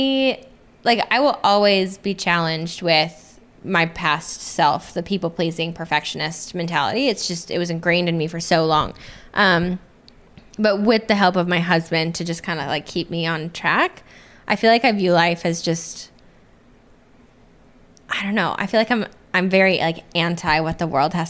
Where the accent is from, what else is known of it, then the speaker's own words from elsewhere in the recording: Des Moines, Iowa, United States; moved away as an adult; now in Nashville, United States; I came from Des Moines, Iowa, where it's just like everyone knows everyone